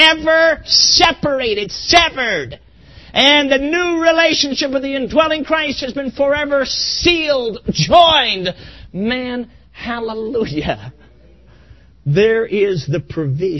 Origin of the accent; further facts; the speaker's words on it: Chicago, Illinois, United States; now in Ann Arbor, United States; I grew up in Chicago